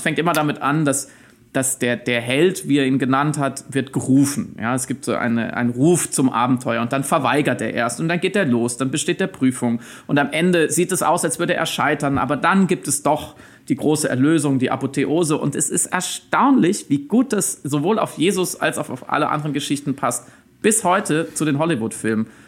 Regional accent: Waldkirch, Baden-Württemberg, Germany; moved away as an adult; now in Berlin, Germany; Ich bin aber gebürtig aus dem Schwarzwald, aus äh, Waldkirch bei Freiburg

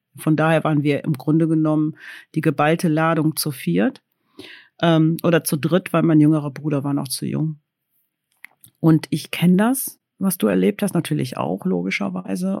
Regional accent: Cologne, North Rhine-Westphalia, Germany; Ich bin in Köln geboren

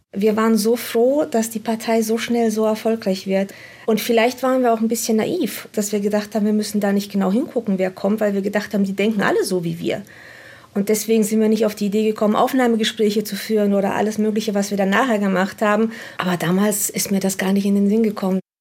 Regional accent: Romania; now in Germany; Ich bin selbst nicht in Deutschland geboren, ich komme selbst aus Rumänien

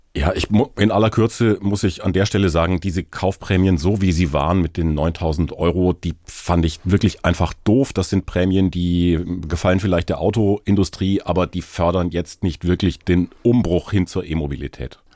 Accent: Karlsruhe, Baden-Württemberg, Germany; Ich komme aus so einer Fahrradstadt aus Karlsruhe, wo man ganz gut unterwegs sein kann.

